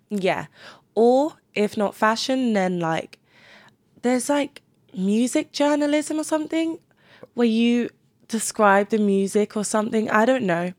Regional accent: Cambridge, East of England, United Kingdom; moved away as an adult; now in London, United Kingdom; I wouldn't take back moving to Cambridge because of the people I did meet.

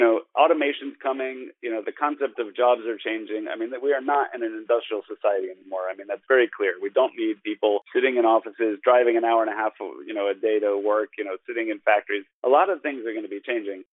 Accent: New Jersey, United States; moved away as an adult; also born or lived in Brooklyn, New York; now in Shenzhen, China; I grew up in uh, New Jersey. I was born in Brooklyn

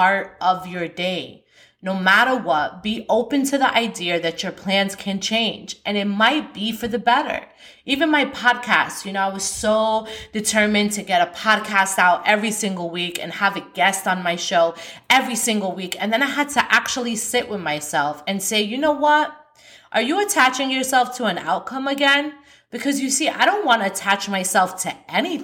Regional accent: New York, United States; I'm from New York

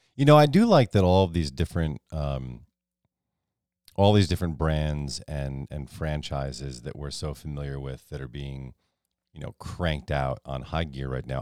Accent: Northeast, United States; I'm from the Northeast

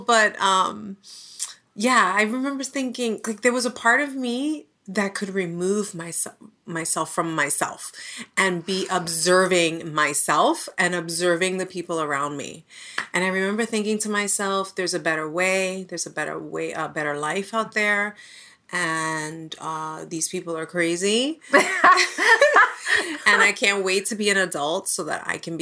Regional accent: New York City, New York, United States; I was born and raised in the Bronx.

